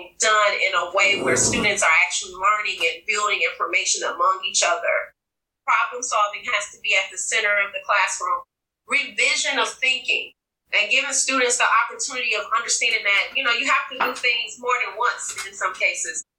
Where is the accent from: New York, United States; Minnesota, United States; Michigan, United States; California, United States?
Michigan, United States; Detroit; I'm from Detroit, Michigan.